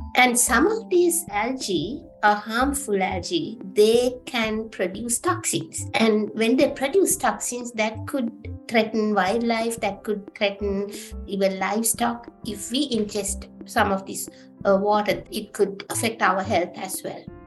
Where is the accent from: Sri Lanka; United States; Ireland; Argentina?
Sri Lanka; moved away as an adult; now in Canada; I'm originally from Sri Lanka, and uh, yeah, I was born there, and uh, I went to high school and the university